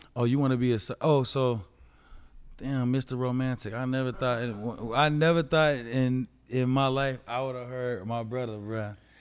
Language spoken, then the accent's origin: English; Colorado, United States; I was raised in Colorado